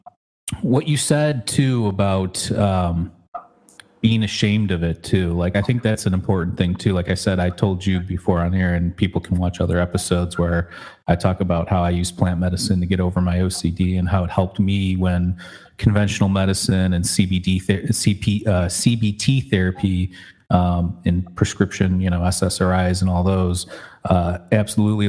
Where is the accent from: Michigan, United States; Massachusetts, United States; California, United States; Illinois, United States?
Michigan, United States; my home state where I grew up in Michigan